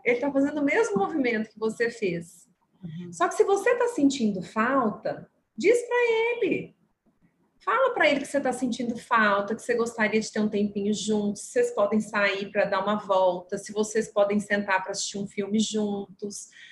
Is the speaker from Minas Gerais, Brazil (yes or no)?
yes; Minas Gerais, Brazil; accent: mineiro; um mineirinho lá do interior